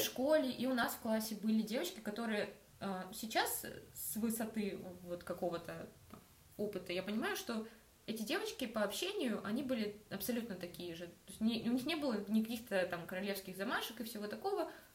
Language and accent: Russian; Rostov-on-Don, Rostov Oblast, Russia; я из Ростова. Ростов это не вау какой э, mm-hmm. столичный город